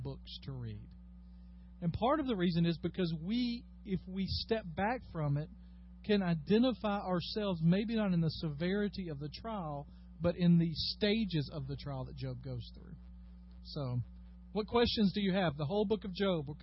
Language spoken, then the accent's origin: English; United States; As American Christians